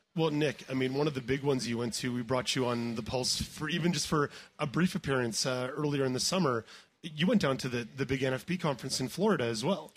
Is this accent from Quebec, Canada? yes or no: yes; Montreal, Quebec, Canada; now in Ottawa, Canada; when I grew up in Montreal, the Montreal Association for the Blind was was where I went